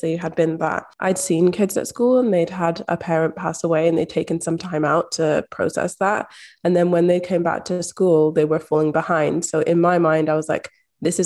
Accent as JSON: {"language": "English", "region": "Scotland", "country": "United Kingdom", "tie": "born or raised there", "said": "a Black woman growing up in Scotland"}